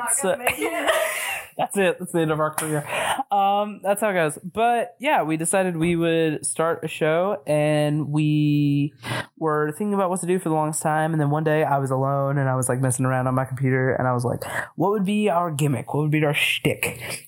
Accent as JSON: {"language": "English", "region": "Tennessee", "country": "United States", "tie": "born or raised there", "moved": "as an adult", "lives_now": "Chicago, United States", "said": "We are two native Tennessee villains"}